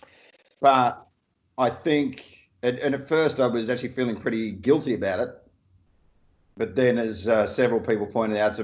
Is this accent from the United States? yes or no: no; Perth, Western Australia, Australia; my hometown of Perth